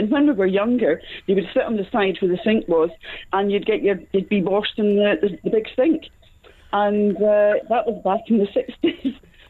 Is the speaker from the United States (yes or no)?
no; Scotland, United Kingdom; I'm from Scotland